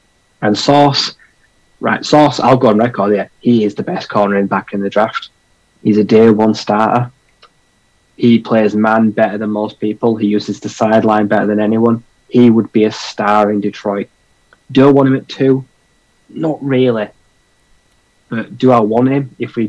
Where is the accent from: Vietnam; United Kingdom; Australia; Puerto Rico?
United Kingdom